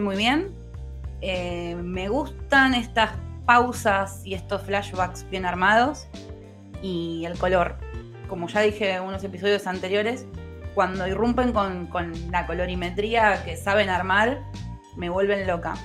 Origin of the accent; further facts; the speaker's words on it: Lomas de Zamora, Buenos Aires Province, Argentina; soy de Lomas